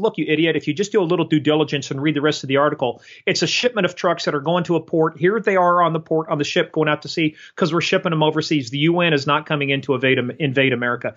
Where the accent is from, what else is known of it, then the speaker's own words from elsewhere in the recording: United States; I'm a patriot. I'm an American.